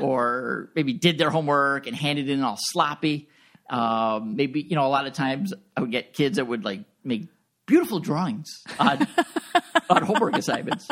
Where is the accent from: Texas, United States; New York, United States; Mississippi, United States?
New York, United States; Long Island; moved away as an adult; also born or lived in Buffalo, New York / Orchard Park, New York; I'm originally from Long Island, suburb of New York City